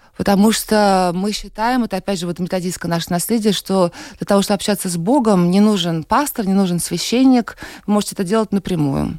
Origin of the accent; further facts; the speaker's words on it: Saint Petersburg, Russia; moved away as an adult; now in Latvia; я из России, угу. родилась, выросла в Санкт-Петербурге. Вот в Латвии три года сейчас мы с мужем живем